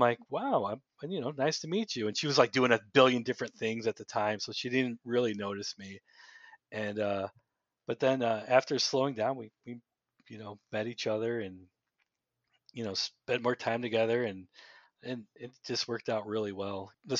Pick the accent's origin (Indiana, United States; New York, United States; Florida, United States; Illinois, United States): Indiana, United States; I grew up in Northwest Indiana, and I felt a call to the priesthood in high school